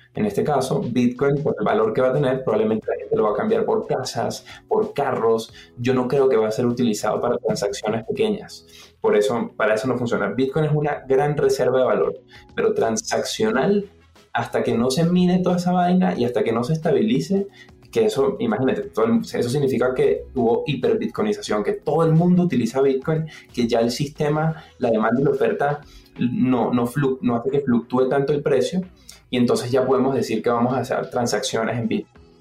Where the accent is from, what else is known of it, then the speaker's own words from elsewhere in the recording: Venezuela; moved away; Venezuela, de donde vengo, ¿no? Yo soy venezolano. Entonces, como Venezuela la economía falló y crecí en una casa donde, como en la mayoría de las casas en Venezuela